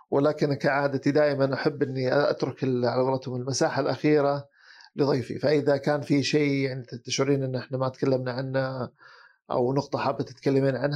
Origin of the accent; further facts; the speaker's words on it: Saudi Arabia; جديد علينا احنا كسعوديين يعني ها